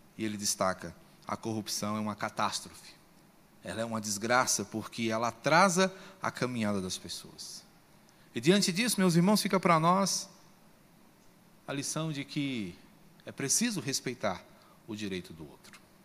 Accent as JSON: {"language": "Portuguese", "country": "Brazil", "said": "Como brasileiros"}